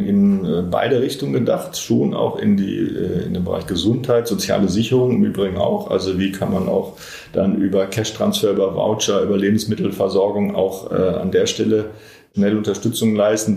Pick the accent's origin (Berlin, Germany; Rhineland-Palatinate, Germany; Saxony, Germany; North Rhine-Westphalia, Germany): North Rhine-Westphalia, Germany; Bochum; moved away; meine Heimatstadt Bochum